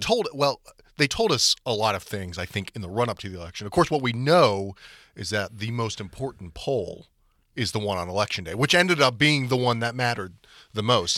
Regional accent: Atlanta, Georgia, United States; moved away; where I grew up in Atlanta

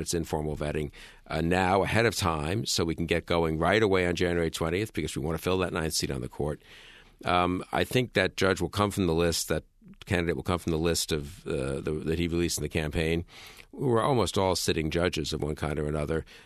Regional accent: New York City, New York, United States; I'm a New Yorker

